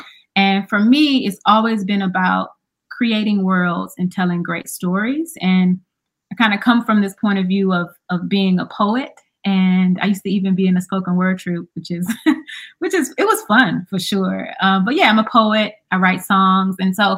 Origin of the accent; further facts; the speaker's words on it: Charlotte, North Carolina, United States; And I'm from North Carolina. People always want to know where you're from. I'm from Carolina, Charlotte. So, you know, bring a little Southern flavor into the stories that I create.